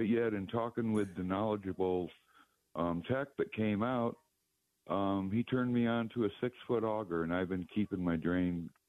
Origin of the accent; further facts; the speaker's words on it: Phoenix, Arizona, United States; now in Winslow, United States; I'm born and raised out of Phoenix